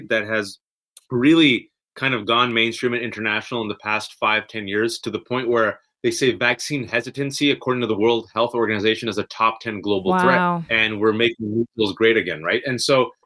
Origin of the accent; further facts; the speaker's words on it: the Bay Area, California, United States; moved away as an adult; now in Virginia, United States; I'm originally from the Bay